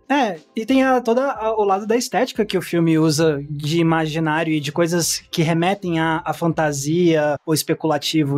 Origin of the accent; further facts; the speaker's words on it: Brasília, Federal District, Brazil; de onde eu sou, de Brasília, do DF